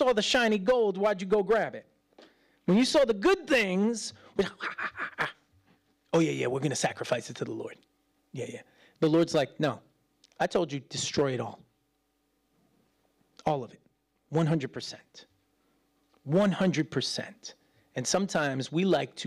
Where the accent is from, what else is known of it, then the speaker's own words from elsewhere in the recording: United States; as an American